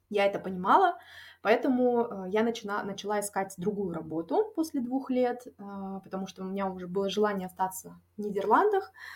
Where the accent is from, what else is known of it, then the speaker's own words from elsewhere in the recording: Taraz, Jambyl Region, Kazakhstan; moved away as an adult; also born or lived in Almaty, Kazakhstan; now in Netherlands; я тоже из Казахстана, а, из а, города Тарас. А, я после э, окончания школы переехала в Алмату